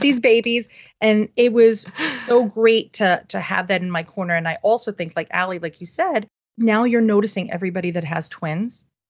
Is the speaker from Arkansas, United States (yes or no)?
no; New York City, New York, United States; I'm born and raised in Manhattan, and I am, I'm fifth generation